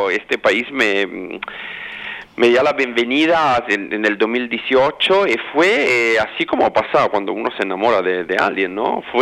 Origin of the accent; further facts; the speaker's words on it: Milan, Lombardy, Italy; Spanish is a second language; moved away as an adult; now in Sydney, Australia; No, yo soy italiano y mi familia es